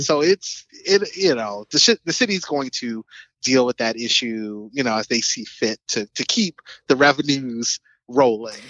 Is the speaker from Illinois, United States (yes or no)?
yes; Chicago, Illinois, United States; I grew up on the South Side of the city